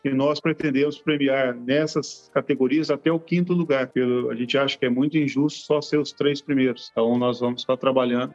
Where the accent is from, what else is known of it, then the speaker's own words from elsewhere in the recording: Cone Leste Paulista, São Paulo, Brazil; do fundo do vale do Cone Leste Paulista